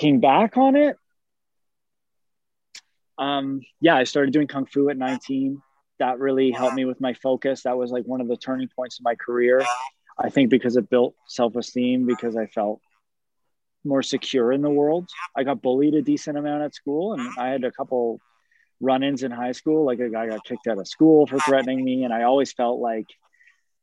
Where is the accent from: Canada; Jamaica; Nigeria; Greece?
Canada; growing up in Canada as a male figure skater at hockey rinks while I played hockey as well was very challenging at times.